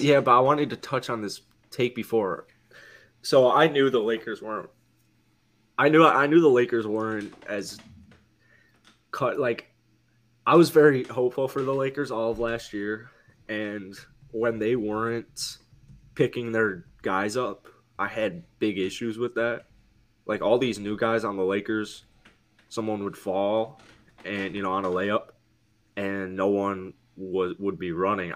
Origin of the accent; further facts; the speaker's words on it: Chicago, Illinois, United States; as a Chicagoan